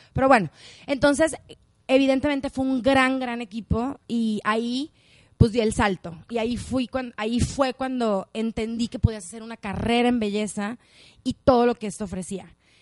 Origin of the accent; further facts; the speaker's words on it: Culiacán, Sinaloa, Mexico; también soy de Culiacán